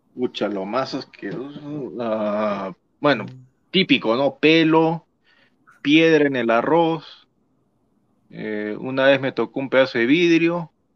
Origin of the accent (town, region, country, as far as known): Tacna, Peru